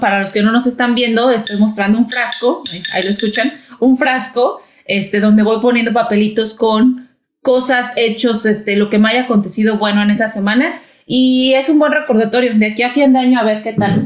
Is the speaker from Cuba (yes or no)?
no; Mexico; also born or lived in Brazil; now in United States; soy mexicana, viví en México